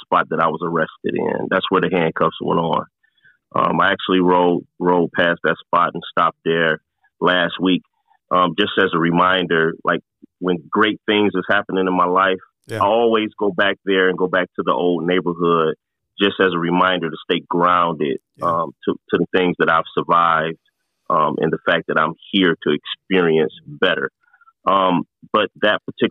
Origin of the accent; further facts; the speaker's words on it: Detroit, Michigan, United States; I grew up in Detroit, which kind of have a notorious reputation for being a pretty tough town